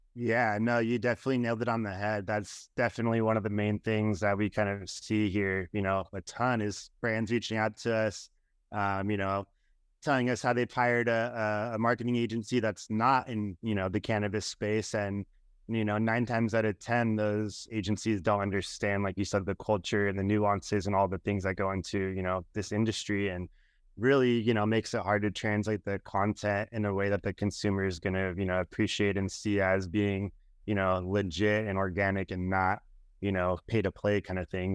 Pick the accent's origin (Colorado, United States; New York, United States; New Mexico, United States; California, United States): California, United States; Southern; I grew up skateboarding in Southern California